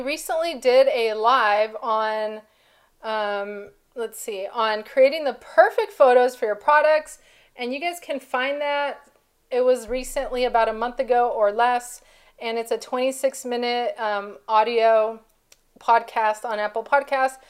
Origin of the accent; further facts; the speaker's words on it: Mexico; my background, I'm from Mexico, and our Hispanic family